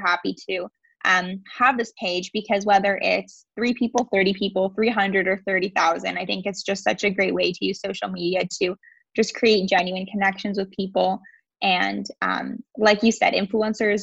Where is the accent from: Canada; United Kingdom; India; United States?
Canada; just outside of Toronto, Ontario; I am from Ontario, Canada, just outside of Toronto